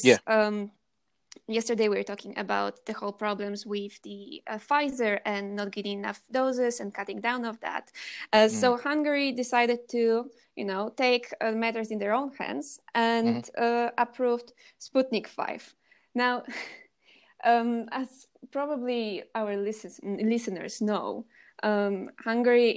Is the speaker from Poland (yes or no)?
yes; Poland; moved away; I am from Poland, and actually I'm in Poland at the moment